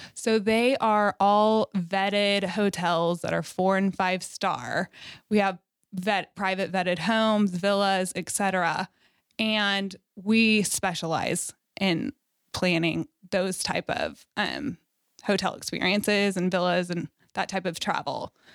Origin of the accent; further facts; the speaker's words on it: Fort Worth, Texas, United States; Fort Worth is my hometown. I'm born and raised there